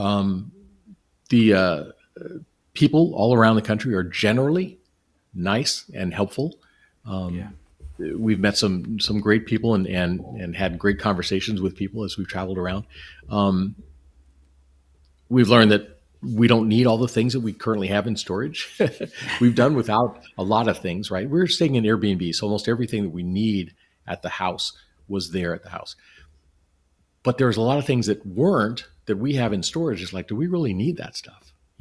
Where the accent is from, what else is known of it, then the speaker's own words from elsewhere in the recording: Southern California, United States; moved away; I grew up in Southern California, so I'm used to the weather and everything down there